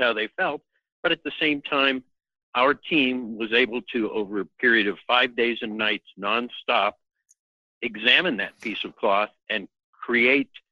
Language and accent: English; Pittsburgh, Pennsylvania, United States; moved away as an adult; also born or lived in Santa Barbara, California; I'm originally from Pittsburgh, Pennsylvania, but left there the day after high school